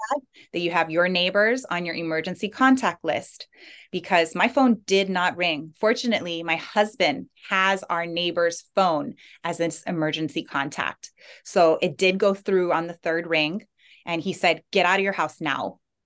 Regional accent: Big Island, Hawaii, United States; moved away as an adult; now in Maui, United States; I moved from the Big Island where I'm from

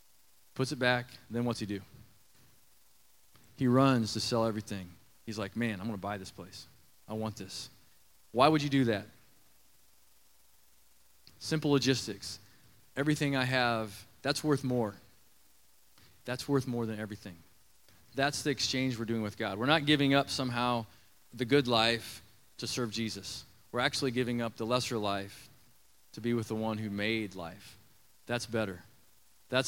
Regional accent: Nebraska, United States; I grew up in Nebraska around some limestone mines, quarries

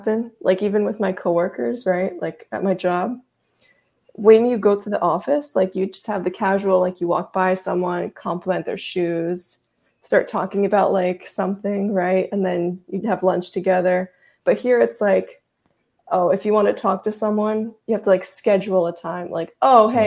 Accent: United States; first language Russian; also born or lived in Russia; when I was about 3 years old, my mom and I moved to the United States.

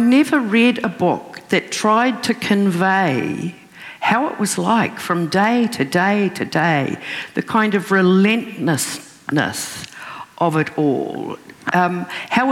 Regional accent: Raglan, Waikato, New Zealand; And Raglan, my hometown

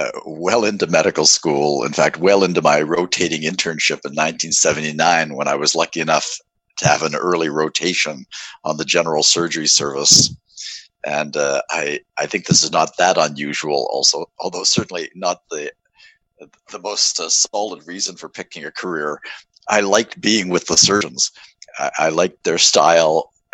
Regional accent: Halifax, Nova Scotia, Canada; moved away as an adult; also born or lived in Toronto / Boston; So I grew up in Halifax, Nova Scotia

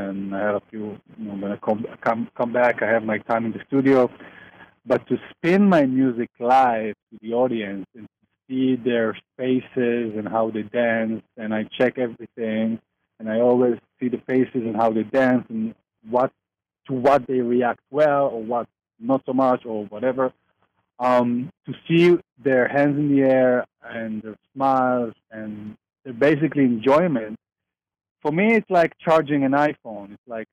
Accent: Tel Aviv, Tel Aviv District, Israel; I'm from Tel Aviv

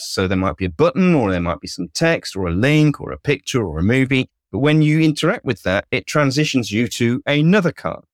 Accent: United Kingdom; clearly I'm British

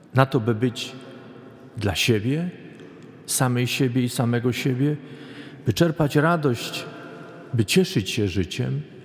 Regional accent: Poland; moved away; Pochodzę z zupełnie innego regionu Polski

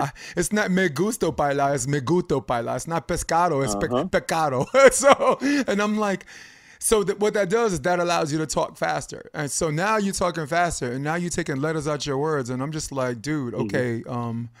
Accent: Brooklyn, New York, United States; In Brooklyn, I grew up in Brooklyn, we call it a switch.

